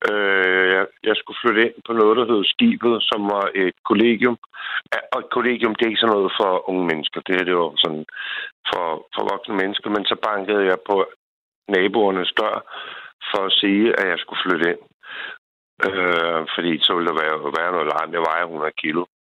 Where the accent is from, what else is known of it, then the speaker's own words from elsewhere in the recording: Copenhagen, Capital Region of Denmark, Denmark; now in Bornholm, Denmark; jeg er fra Sydhavnen